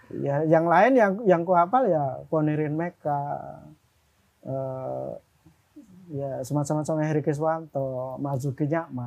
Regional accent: Lamongan, East Java, Indonesia; moved away as an adult; also born or lived in Yogyakarta; Babat tempatku SMA ya. dan Berondong tuh kecamatanku

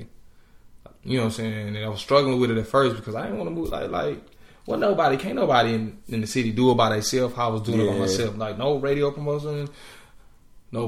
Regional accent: Dallas, Texas, United States; moved away as an adult; now in Atlanta, United States; back at home in Dallas. I'm from Dallas

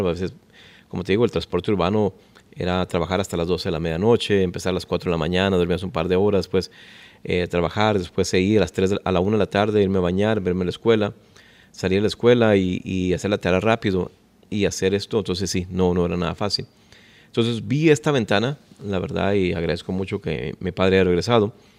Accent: Ciudad Juárez, Chihuahua, Mexico; also born or lived in Los Angeles, California; now in Dallas, United States; yo nací en Ciudad Juárez, Chihuahua. Así es, somos norteños.

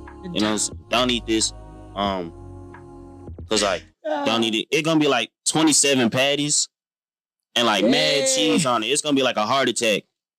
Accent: Fort Collins, Colorado, United States; moved away; No, I'm from Fort Collins, Colorado.

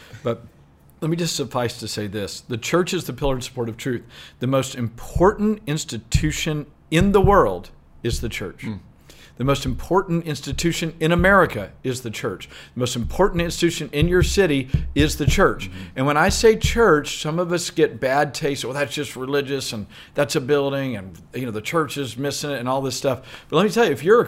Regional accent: Southeast Texas, United States; I grew up in Southeast Texas

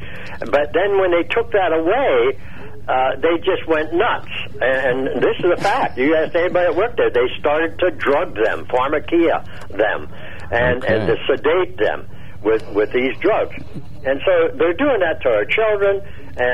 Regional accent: Laurelton, Pennsylvania, United States; I was born and raised in Laurelton back in the, well, in the 40s

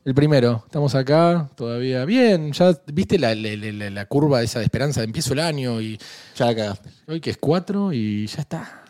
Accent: Argentina; Yo soy argentino

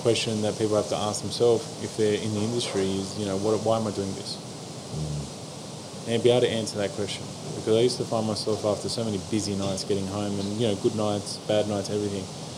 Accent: Australia; also born or lived in Sydney, Australia; being Australian

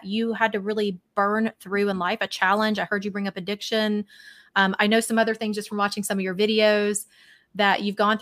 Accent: Alabama, United States; where I grew up in the South, I grew up in Alabama.

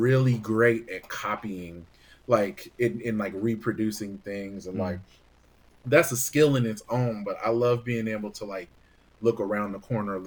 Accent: Bay Area, California, United States; growing up in the Bay Area

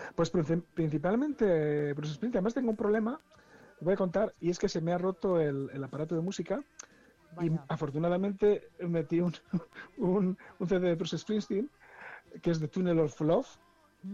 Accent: Esguevillas de Esgueva, Castile and León, Spain; also born or lived in Valladolid; mi pueblo es Esguevillas de Esgueva, ¿no? Un, pueblo está a 30 kilómetros de, de, Valladolid

